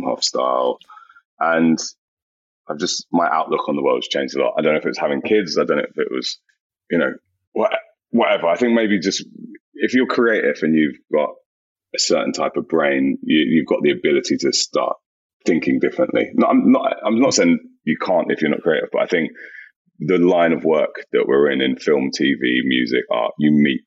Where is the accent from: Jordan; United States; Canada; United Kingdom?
United Kingdom; London; growing up in South London, the school I went to, was very multicultural